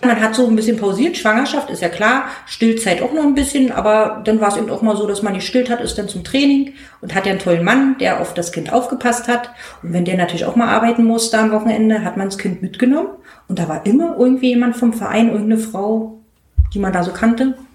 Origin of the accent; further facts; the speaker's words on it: East Germany, Germany; als Ossi